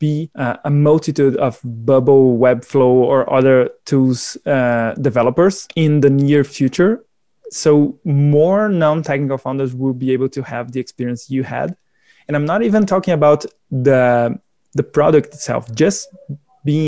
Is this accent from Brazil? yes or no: yes; Brazil; I am from Brazil